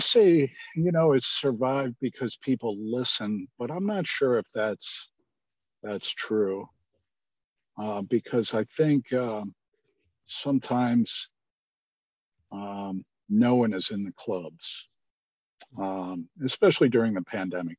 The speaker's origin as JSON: {"language": "English", "town": "Cleveland", "region": "Ohio", "country": "United States", "tie": "born or raised there", "said": "I grew up in Cleveland, and we had a really good on the west side of Cleveland"}